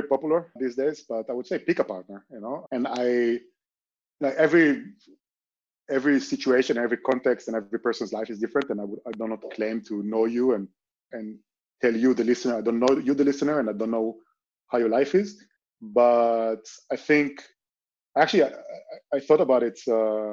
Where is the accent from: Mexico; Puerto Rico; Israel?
Israel; moved away as an adult; now in Barcelona, Spain; I grew up in Israel